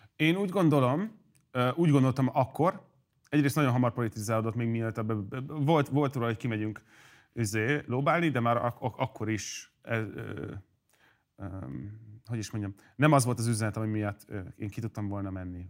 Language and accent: Hungarian; Hungary; magyar vagyok